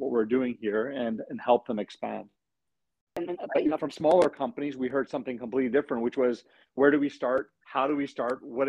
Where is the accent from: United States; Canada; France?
Canada; British Columbia; who we are as British Columbians